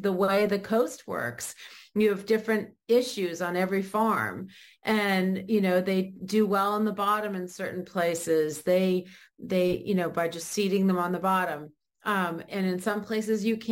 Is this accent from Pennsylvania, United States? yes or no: no; Maine, United States; I grew up in Maine.